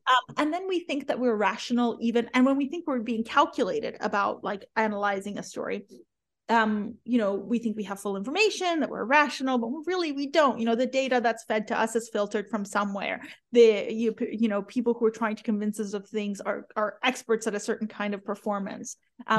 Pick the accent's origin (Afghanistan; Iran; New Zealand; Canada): Iran; born there; moved away; I'm a refugee. You know, I was born in Iran to a family of, you know, people who were respected in the community, doctors